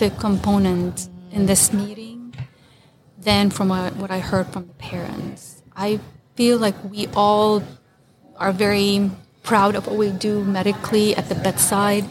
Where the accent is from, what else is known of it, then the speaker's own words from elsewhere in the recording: Lebanon; moved away as an adult; now in Oklahoma, United States; I'm from Lebanon. And I did my residency, my medical school residency and fellowship in Lebanon.